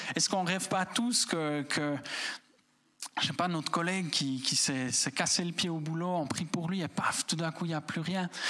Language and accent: French; Switzerland; en tant que Suisse